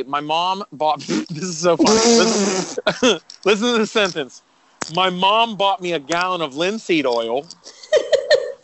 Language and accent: English; Pittsburgh, Pennsylvania, United States; being from Pittsburgh